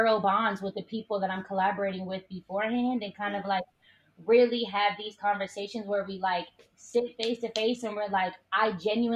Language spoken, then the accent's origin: English; Oakland, California, United States; growing up in Oakland